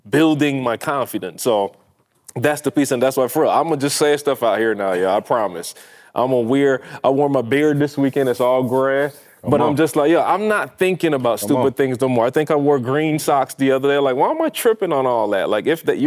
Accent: Barbados; moved away as an adult; I am from Barbados

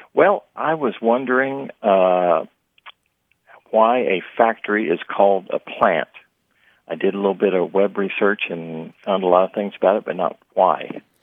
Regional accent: Midwest, United States; I grew up in the Midwest

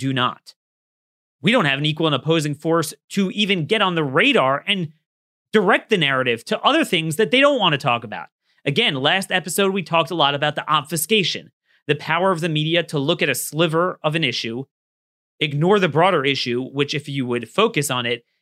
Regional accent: Baltimore, Maryland, United States; my hometown. I mean, need I say more than Baltimore

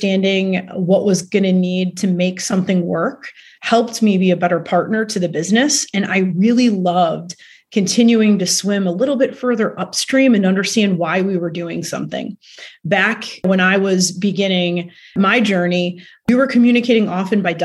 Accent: Cleveland, Ohio, United States; moved away as an adult; also born or lived in New Jersey; now in Chicago, United States; I'm from Cleveland, Ohio

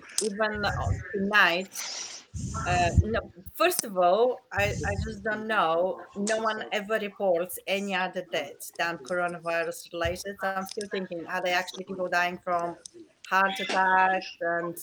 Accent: Bulgaria; moved away; I'm originally from Bulgaria

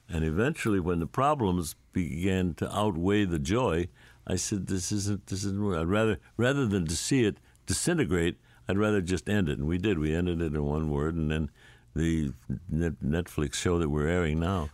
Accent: St. Louis, Missouri, United States; I grew up in St. Louis

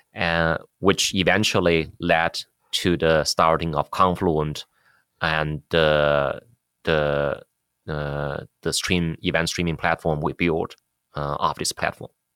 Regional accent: China; moved away as an adult; also born or lived in Beijing / New York, United States / San Jose, United States; now in United States; Yeah, I grew up in China. I finished college in computer science there in, in Beijing. Then I came to U S, uh, uh, for graduate school.

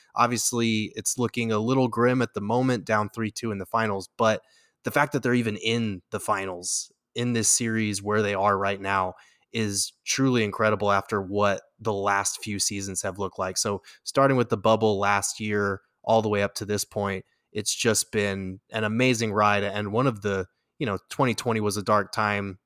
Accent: Albuquerque, New Mexico, United States; growing up in Albuquerque

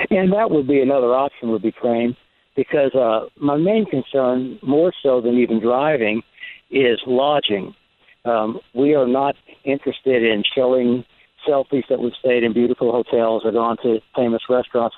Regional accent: New Orleans, Louisiana, United States; I grew up driving in New Orleans traffic

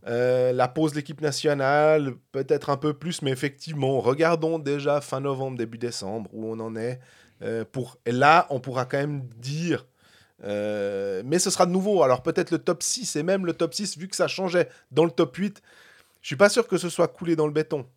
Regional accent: Switzerland; on est de Suisse

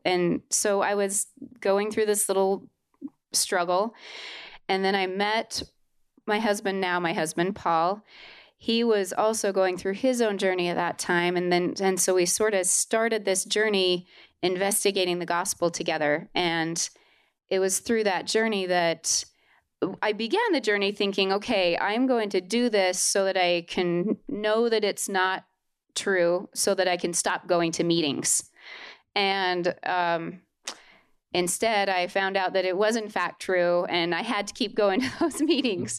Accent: Holladay, Utah, United States; I was born and raised in Holiday, Utah.

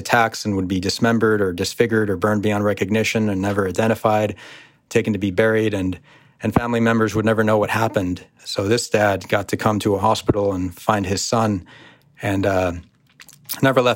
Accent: United States; born or raised there

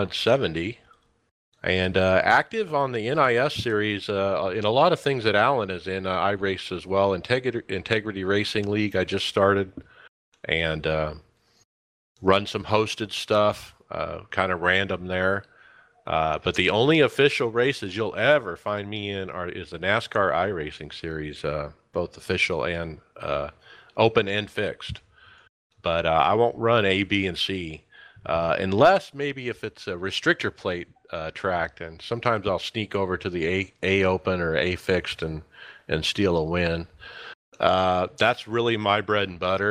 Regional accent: Gilbert, Arizona, United States; I'm from Gilbert, Arizona, 44 years old.

